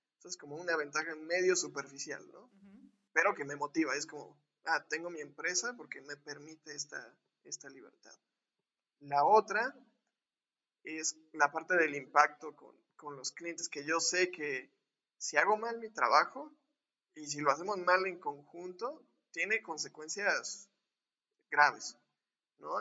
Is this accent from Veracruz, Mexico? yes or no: yes; Córdoba, Veracruz, Mexico; now in Puebla, Mexico; soy orgullosamente poblano, que viví un año de, mi vida cuando nací aquí, después viví casi toda, mi vida, vida, en Córdoba